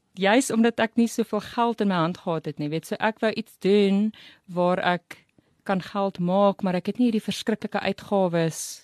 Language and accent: Afrikaans; Riebeeckstad, Free State, South Africa; also born or lived in Bloemfontein / Saudi Arabia / Welkom; ek het naby Kroonstad groot geword in Riebeekstad